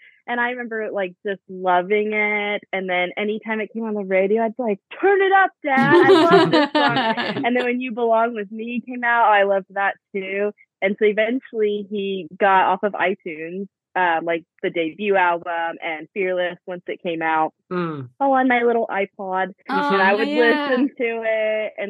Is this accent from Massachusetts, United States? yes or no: no; Houston, Texas, United States; So like you said, I'm from Houston, Texas, born and raised, if you could not tell from my accent.